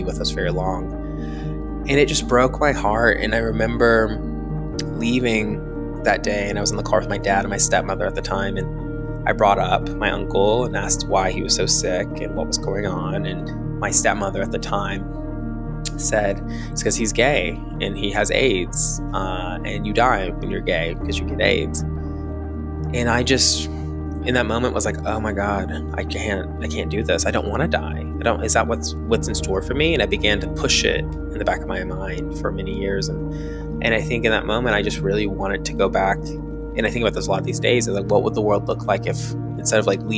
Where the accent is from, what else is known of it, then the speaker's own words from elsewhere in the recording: Tennessee, United States; I'm from Tennessee. I'm from outside of Nashville. I grew up near the Tennessee-Kentucky border